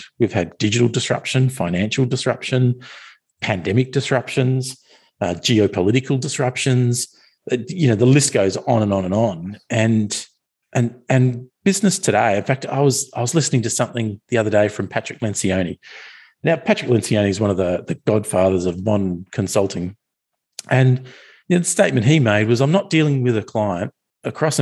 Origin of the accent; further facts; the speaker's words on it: Australia; I'm an Australian